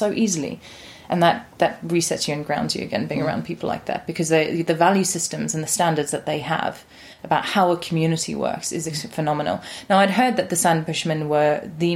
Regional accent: Johannesburg, Gauteng, South Africa; also born or lived in London; now in England; I was born in Johannesburg in South Africa

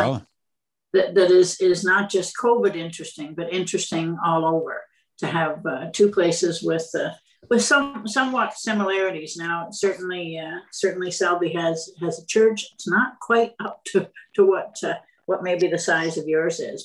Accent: Renfrew, Ontario, Canada; I was born in Renfrew

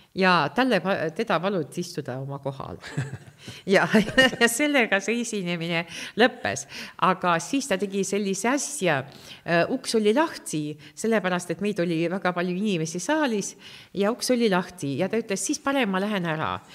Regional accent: Estonia; first language Russian; Estonian is a second language; ma sündisin siin

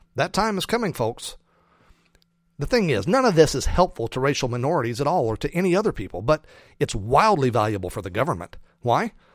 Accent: United States; as an American

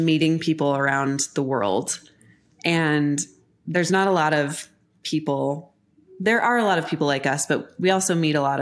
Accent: Colorado, United States; moved away as an adult; also born or lived in New York City; now in Denver, United States; I'm from Colorado

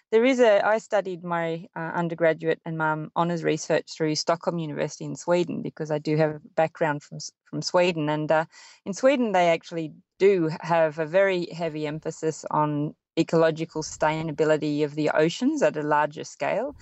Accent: Sydney, New South Wales, Australia; growing up in Sydney and living by the sea

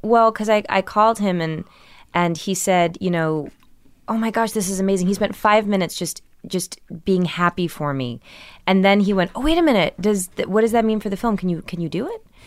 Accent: Millburn, New Jersey, United States; also born or lived in Brooklyn, New York; I was born in Brooklyn but raised in New Jersey

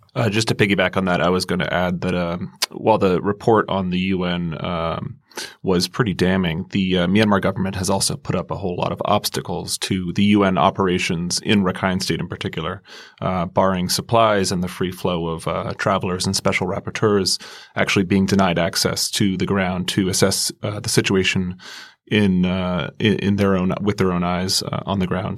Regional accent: United States; I'm an American

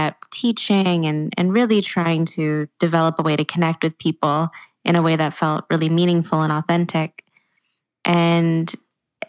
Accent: Walnut Creek, California, United States; my hometown in Walnut Creek

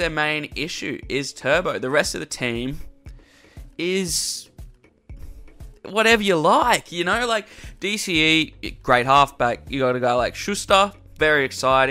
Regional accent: Queensland, Australia; as a Queenslander

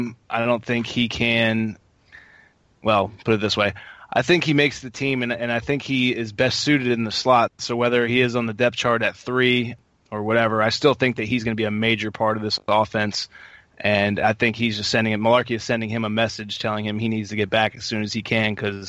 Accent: Harrisburg, Pennsylvania, United States; McCoy's actually from my hometown in Harrisburg, PA

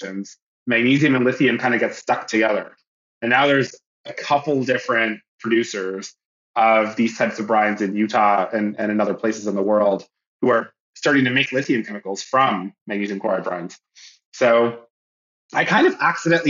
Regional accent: near Toronto, Ontario, Canada; moved away as an adult; also born or lived in Montreal, Canada / Illinois, United States; now in California, United States; I'm from Canada, originally from near Toronto

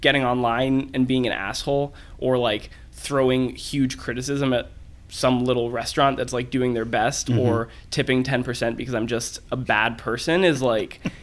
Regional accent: Berkeley, California, United States; also born or lived in Oakland, California; I'm not from Oakland. I'm from Berkeley

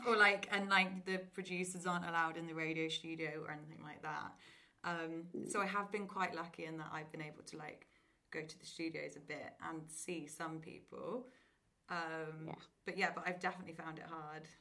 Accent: Oxford, South East England, United Kingdom; moved away as an adult; now in London, United Kingdom; I grew up in Oxford, went to like a nice normal state school

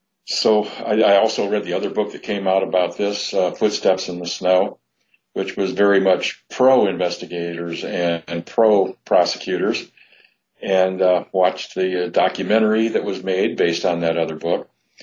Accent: Sycamore, Illinois, United States; I was born in Sycamore, which was the city, or actually the small town, where the crime occurred. I grew up nearby

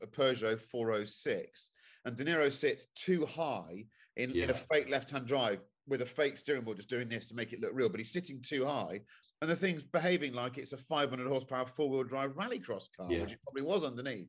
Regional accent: United Kingdom; as a British citizen

